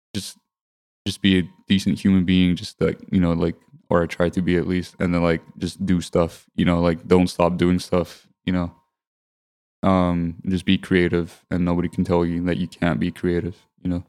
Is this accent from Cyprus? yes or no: yes; Limassol, Limassol District, Cyprus; I grew up in Limassol, Cyprus